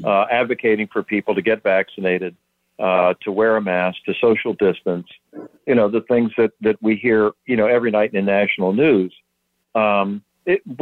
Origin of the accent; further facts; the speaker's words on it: St. Petersburg, Florida, United States; also born or lived in Pennsylvania; I was born in Pennsylvania, but moved to Florida when I was 3 years old. St. Petersburg is my home on the West Coast, Tampa Bay.